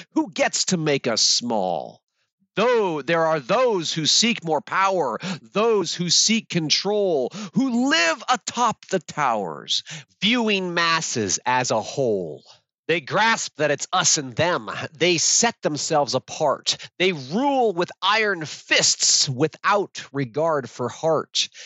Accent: Alaska, United States; I grew up in Alaska in a plywood shack.

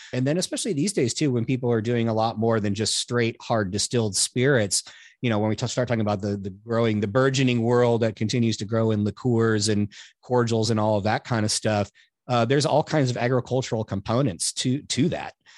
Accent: California, United States; I grew up around wine in California

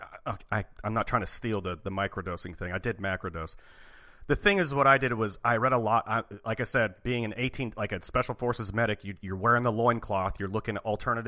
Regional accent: Portland, United States; I am from Portland

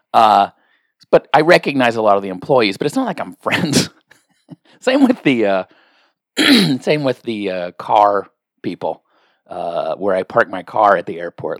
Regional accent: the Northwest, Pacific Northwest, United States; I'm from the Northwest.

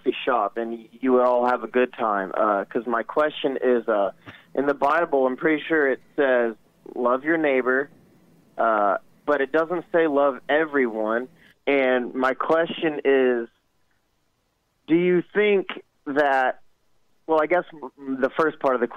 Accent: Columbus, Georgia, United States; also born or lived in California / Tampa, Florida; I was born in California very briefly. I don't remember anything. And then my parents moved to Tampa because that's where my dad's mom lived for a while. And then we moved up to Columbus because my dad got a job. And here we are. And I've been here ever since

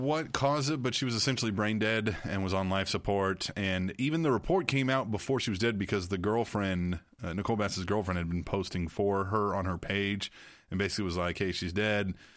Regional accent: Manhattan, Kansas, United States; I grew up in Manhattan, Kansas

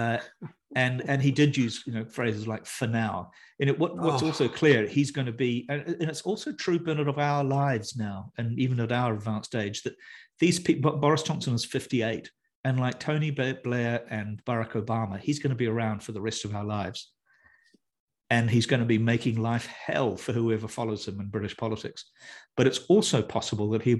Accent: New Zealand; also born or lived in United Kingdom; I'm a New Zealander.

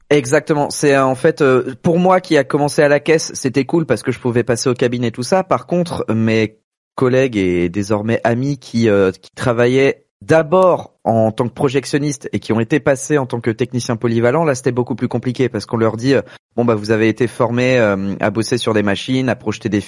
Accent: Rennes, Brittany, France; il y en a pas 36 000 à Rennes non plus, puisque je suis rennais.

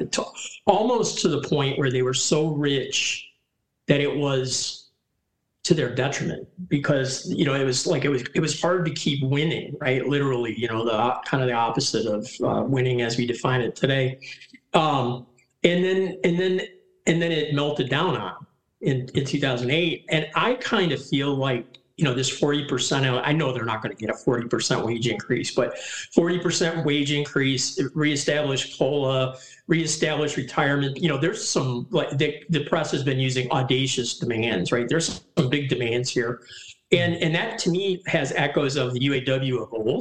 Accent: Detroit, Michigan, United States; also born or lived in Lansing, Michigan; I grew up in Detroit

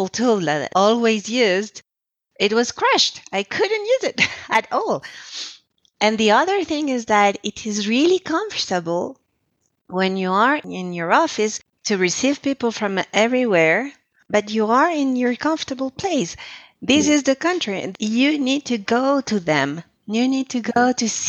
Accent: Colombia; moved away as an adult; also born or lived in Quebec, Canada / Lebanon; I was the psychologist who came from Colombia, so I was the immigrant

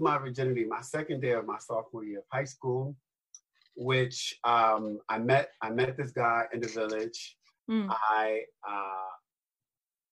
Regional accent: New York City, New York, United States; I was born and raised in the South Bronx

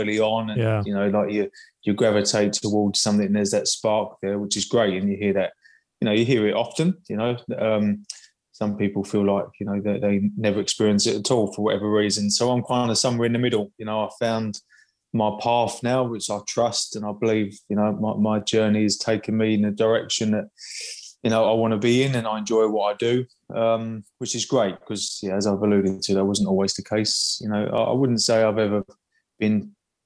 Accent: United Kingdom; Just outside of London, UK.

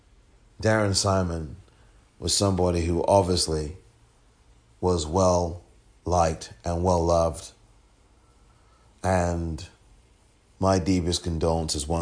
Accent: England, United Kingdom; just as I am from England

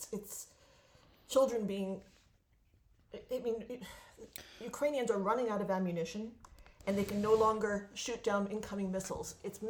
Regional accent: United States; You know, I grew up in America.

